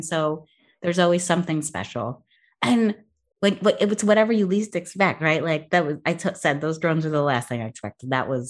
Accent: Northeast, United States; I'm from the Northeast.

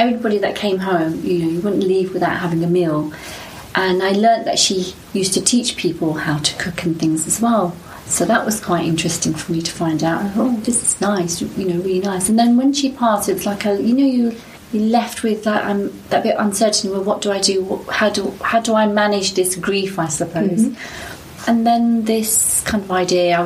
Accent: London, United Kingdom; I was born in Tooting, raised in Tooting, got married in Tooting

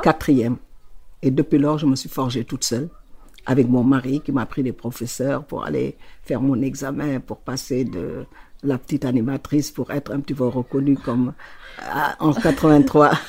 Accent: Saint-Louis, Senegal; born or raised there

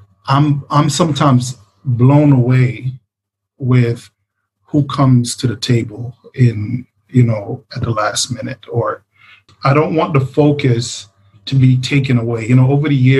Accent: Jamaica; the background of being Jamaican

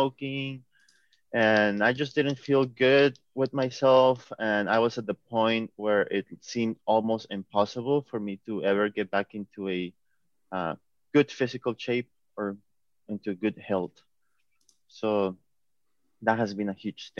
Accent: Seattle, Washington, United States; I'm from Seattle, Washington in the U.S.

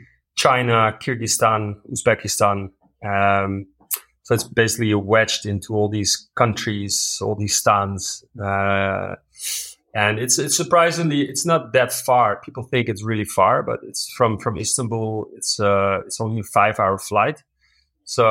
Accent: Netherlands; moved away as an adult; now in Uganda; I'm a Dutch national. I'm from the Netherlands, a very flat country

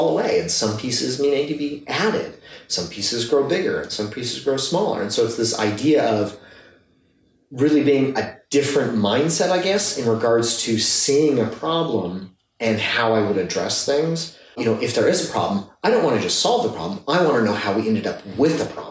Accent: Midwest, United States; moved away; I grew up in the Midwest

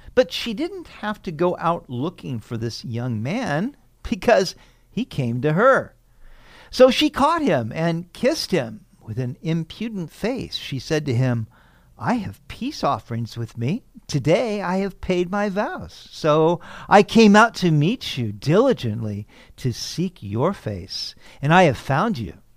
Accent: Sacramento, California, United States; When I was a teenager growing up in Sacramento

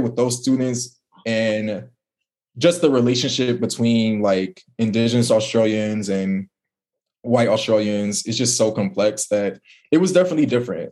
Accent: Detroit, Michigan, United States; moved away as an adult; also born or lived in Indiana; now in New Orleans, United States; I'm from Detroit

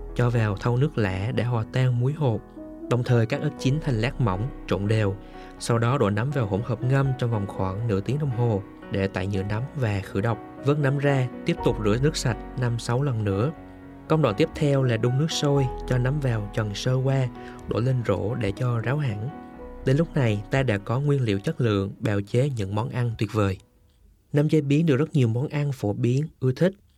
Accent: Central Highlands, Vietnam; ở Tây Nguyên quê tôi

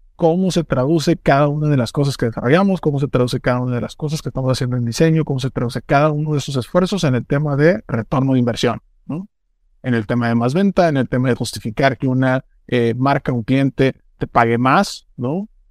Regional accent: Mexico

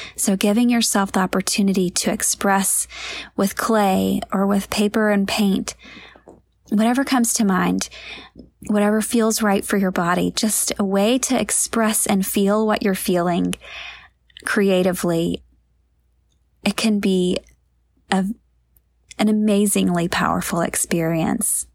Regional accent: near Lizella, Georgia, United States; born or raised there

